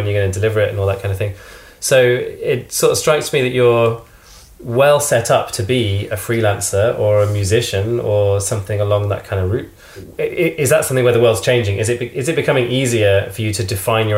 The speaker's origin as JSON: {"language": "English", "country": "United Kingdom", "said": "as a Brit"}